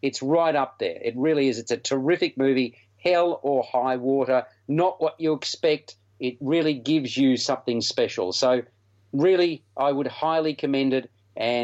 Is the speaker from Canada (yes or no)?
no; Australia; accent: Australian; it just amazed me how strong our accent is